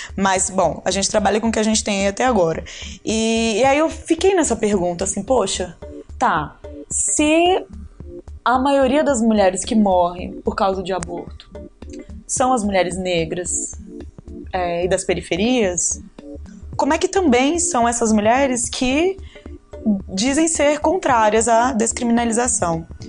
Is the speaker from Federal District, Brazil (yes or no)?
yes; Ceilândia, Federal District, Brazil; eu fui criada na periferia, na Tailândia, né, que eu fico brincando, que é ali na, na divisa de Taguatinga com Ceilândia